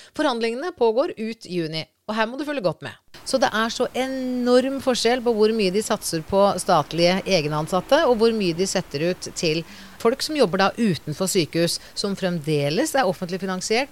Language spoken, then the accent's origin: Norwegian; Norway; vi er nordmenn som bor i Norge